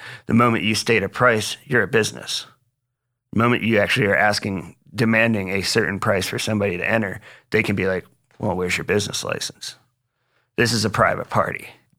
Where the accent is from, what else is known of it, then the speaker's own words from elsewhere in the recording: Dansville, Michigan, United States; moved away as an adult; also born or lived in Florida / Chattanooga; I am from Michigan. I grew up in Michigan, lived there the first almost 23 years of my life, and grew up in the middle of nowhere in Michigan, at like a little town called Dansville is where I went to school at, but I was like 5 miles away from that.